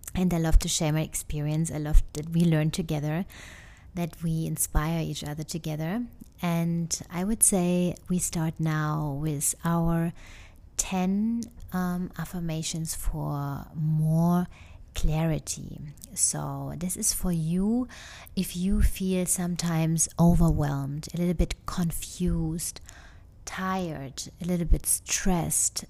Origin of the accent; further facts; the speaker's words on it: Germany; English is a second language; moved away as an adult; now in United States; I come from Germany, but recently um, I moved indeed 100% now to the US